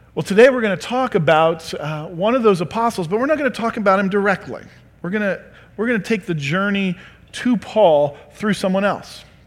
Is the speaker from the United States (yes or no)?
yes; Creston, United States; I'm a hillbilly from Creston.